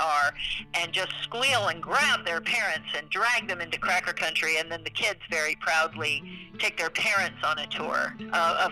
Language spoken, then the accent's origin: English; St. Petersburg, Florida, United States; I grew up in St. Petersburg, so this Tampa Bay area is really home for me.